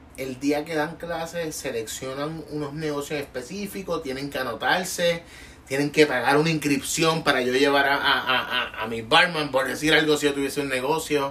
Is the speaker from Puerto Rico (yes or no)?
yes; Puerto Rico; como puertorriqueño